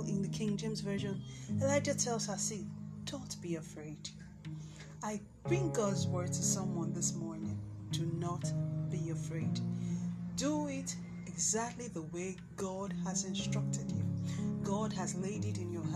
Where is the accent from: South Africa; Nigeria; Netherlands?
Nigeria; my home country, here in Nigeria